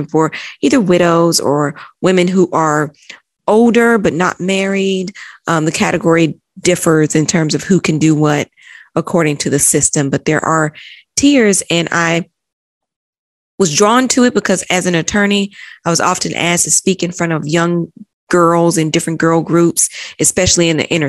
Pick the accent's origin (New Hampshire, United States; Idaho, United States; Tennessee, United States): Tennessee, United States; Chattanooga; moved away as an adult; also born or lived in London; I'm originally from Chattanooga, Tennessee. Mm-hmm. Born and raised in Tennessee